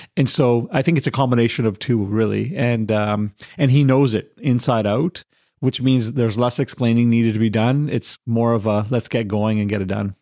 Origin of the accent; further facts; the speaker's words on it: Victoria, British Columbia, Canada; moved away as an adult; now in North Delta, Canada; I grew up in Victoria and I moved over here in about 2004.